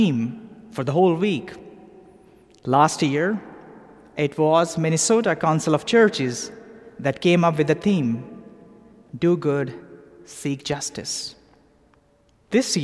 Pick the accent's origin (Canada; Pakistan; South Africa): Pakistan; moved away as an adult; also born or lived in London; now in Atlanta, United States; I grew up in Pakistan